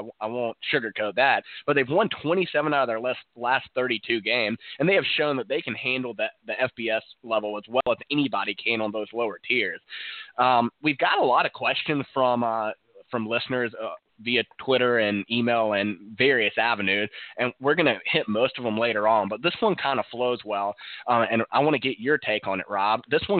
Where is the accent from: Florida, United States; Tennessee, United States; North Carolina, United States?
North Carolina, United States; Winston-Salem; I'm from Winston-Salem.